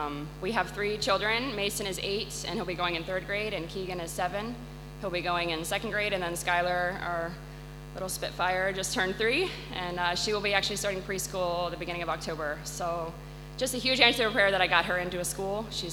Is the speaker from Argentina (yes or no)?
no; Penang, Malaysia; And then going to Malaysia, they served as dorm parents there, so I grew up in Dalat School.